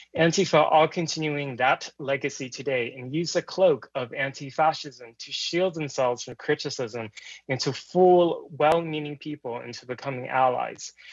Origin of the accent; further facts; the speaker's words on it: Portland, Oregon, United States; in Oregon, Portland, Oregon, where I'm from